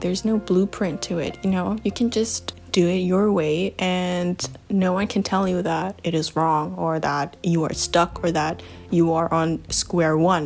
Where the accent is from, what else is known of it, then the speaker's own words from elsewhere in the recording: Germany; moved away as an adult; also born or lived in China; my hometown. And yeah, when I moved back to Germany